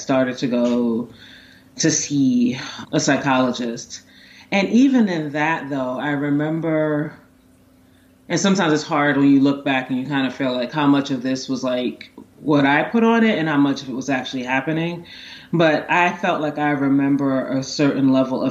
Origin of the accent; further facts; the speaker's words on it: New York City, New York, United States; also born or lived in Maryland; I was growing up in Brooklyn in like the 80s and 90s